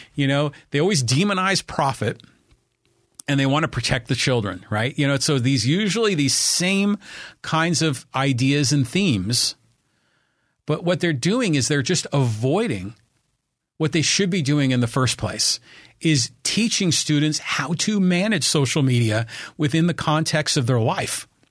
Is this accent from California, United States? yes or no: yes; Poway, California, United States; my hometown of Poway